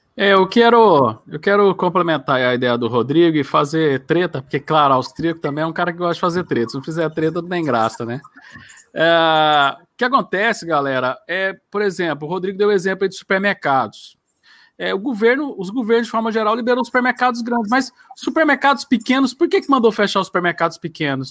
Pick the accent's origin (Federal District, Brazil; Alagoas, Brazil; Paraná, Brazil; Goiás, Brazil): Goiás, Brazil; aqui eu sou de Goiás